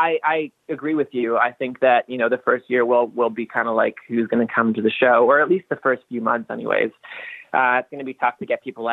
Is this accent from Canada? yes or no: yes; Toronto, Ontario, Canada; moved away as an adult; also born or lived in New York, United States / Los Angeles, United States; Toronto's always home. Toronto will always feel like home.